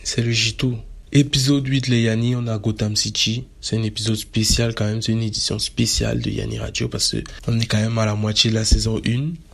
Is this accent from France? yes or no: no; Cameroon; Je suis camerounais